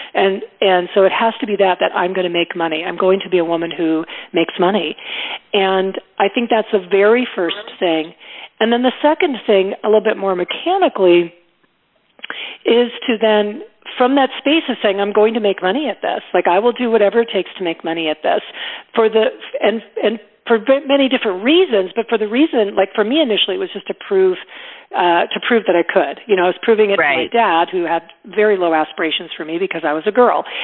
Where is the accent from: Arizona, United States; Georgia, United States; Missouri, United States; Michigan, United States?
Arizona, United States; Tucson; moved away as an adult; I moved back home to my hometown of Tucson, Arizona.